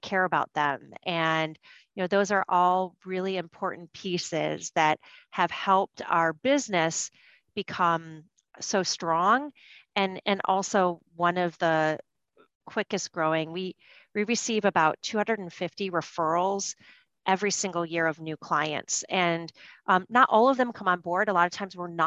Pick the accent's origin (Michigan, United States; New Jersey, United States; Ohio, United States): Michigan, United States; now in New York, United States; where I grew up in Michigan, we grew our own food